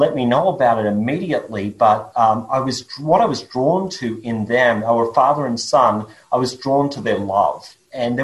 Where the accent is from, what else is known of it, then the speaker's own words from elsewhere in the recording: Australia; accent: Australian; my accent is Australian. Born and grew up in Australia